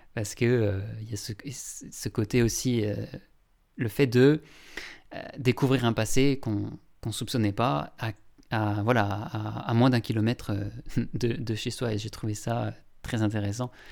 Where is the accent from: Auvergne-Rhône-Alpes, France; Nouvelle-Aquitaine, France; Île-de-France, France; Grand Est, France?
Grand Est, France; Longwy; bassin de Longwy, donc là où j'ai grandi